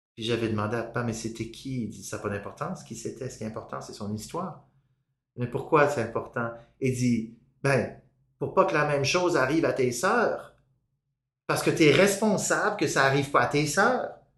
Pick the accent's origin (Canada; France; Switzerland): Canada; Gaspésie, Quebec; also born or lived in Toronto; now in Montreal, Canada; de cette petite ville de Gaspésie où j'avais grandi